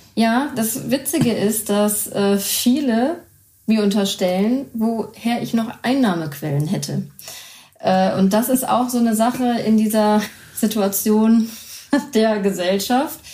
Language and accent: German; Düsseldorf, North Rhine-Westphalia, Germany; meine ganze Familie ist Düsseldorfer und äh, wir kennen das Brauchtum und ich bin im Brauchtum aufgewachsen